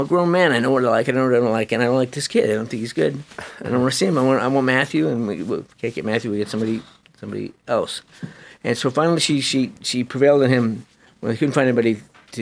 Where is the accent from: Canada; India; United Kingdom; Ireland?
Canada; also born or lived in Upper East Side of Manhattan, New York; now in New York, United States; I grew up in Canada. Like, my dad was in the military